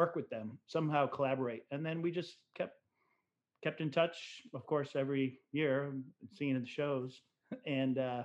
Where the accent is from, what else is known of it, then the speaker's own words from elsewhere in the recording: Rochester, New York, United States; I was born in Rochester. I'm a upstate New York kid